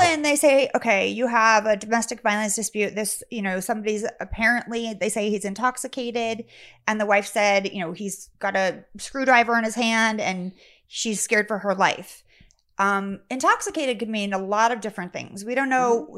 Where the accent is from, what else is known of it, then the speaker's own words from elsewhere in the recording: Sacramento, California, United States; I grew up in Sacramento.